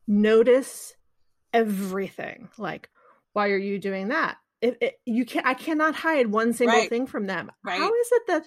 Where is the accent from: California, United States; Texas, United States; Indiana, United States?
California, United States; I grew up like that because I grew up in California.